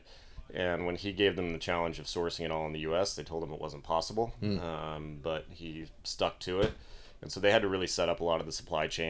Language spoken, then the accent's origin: English; Colorado, United States; also born or lived in Montana; now in Missoula, United States; grew up in Colorado